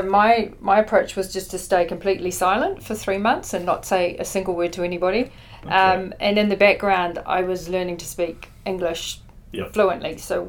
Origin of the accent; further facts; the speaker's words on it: Christchurch, Canterbury, New Zealand; moved away as an adult; also born or lived in Geldrop, Netherlands / Auckland, New Zealand; now in Queenstown, New Zealand; So we came across to Christchurch, and that's where I grew